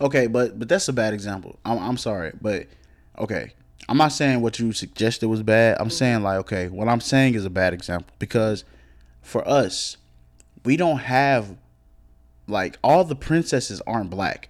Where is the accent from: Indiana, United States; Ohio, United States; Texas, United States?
Texas, United States; Cedar Hill; also born or lived in DeSoto; I grew up in Cedar Hill